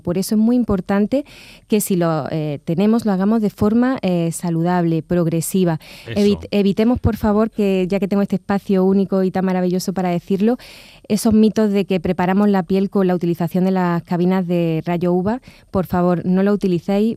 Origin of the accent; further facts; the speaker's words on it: La Carolina, Andalusia, Spain; soy de La Carolina y allí también ejerzo la dermatología